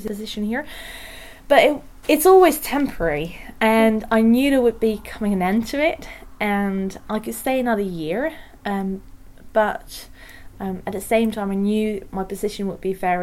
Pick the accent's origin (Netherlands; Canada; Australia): Netherlands; Tilburg, North Brabant; moved away as an adult; also born or lived in Maastricht / Utrecht / Oxford; now in Groningen, Netherlands; I'm originally from Tilburg